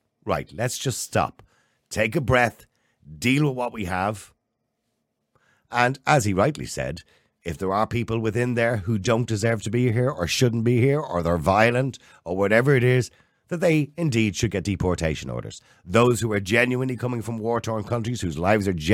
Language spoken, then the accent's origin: English; Ireland; we're Irish